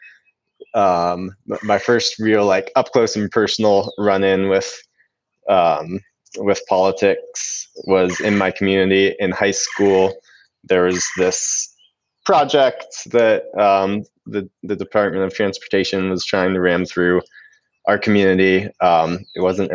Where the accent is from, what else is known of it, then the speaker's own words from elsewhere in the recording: Franklin, North Carolina, United States; I was born in Franklin, west of Asheville in the North Carolina mountains here. And just spent my whole childhood playing outside